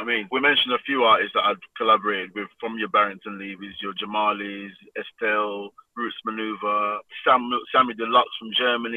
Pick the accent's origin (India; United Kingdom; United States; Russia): United Kingdom; London; Growing up in Southeast London, a lot of artists were around me